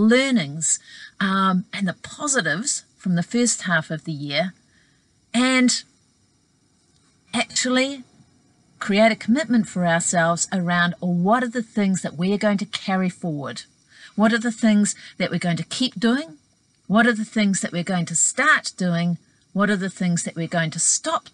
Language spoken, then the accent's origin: English; New Zealand; my home country of New Zealand